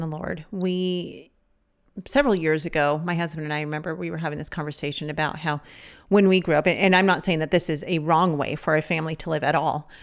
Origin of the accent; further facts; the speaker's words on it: Los Angeles County, California, United States; moved away; also born or lived in Savannah; we're from California. We're from Los Angeles County